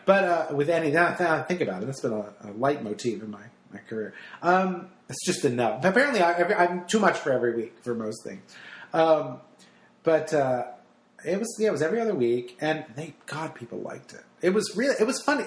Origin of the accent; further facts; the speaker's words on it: New Jersey, United States; I'm Italian. I'm from New Jersey